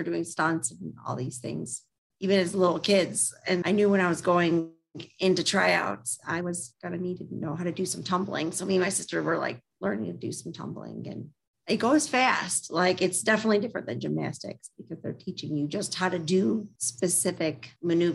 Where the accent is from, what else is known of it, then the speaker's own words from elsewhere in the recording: Livonia, Michigan, United States; I grew up in Livonia, Michigan my whole life.